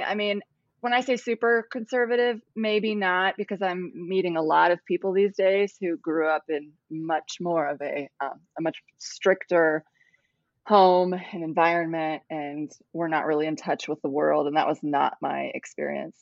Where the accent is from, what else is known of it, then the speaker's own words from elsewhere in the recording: Ohio, United States; moved away as an adult; also born or lived in Cambodia; now in South Carolina, United States; I'm from Ohio, moved to Cambodia, and I'm now in South Carolina